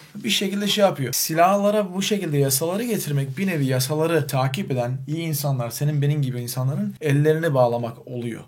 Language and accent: Turkish; Adana, Turkey; moved away as an adult; now in Chicago, United States; Ben Türkiye'de Adana'da doğdum. Büyüdüm. 20 yaşı civarı Amerika Birleşik Devletleri'ne göçmen olarak gittim.